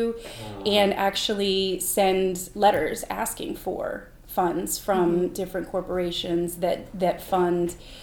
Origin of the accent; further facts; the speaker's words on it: North Carolina, United States; also born or lived in Amherst, New Hampshire; now in Mount Vernon, United States; I've lived in 6 different states, and I grew up in North Carolina